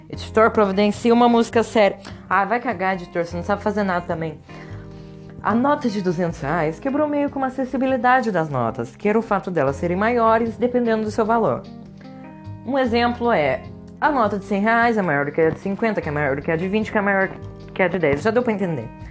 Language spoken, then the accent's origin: Portuguese; Brazil